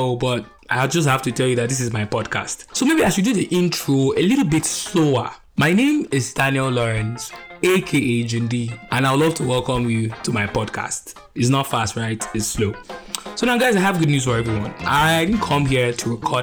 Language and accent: English; Nigeria; accent: Nigerian; my Nigerian accent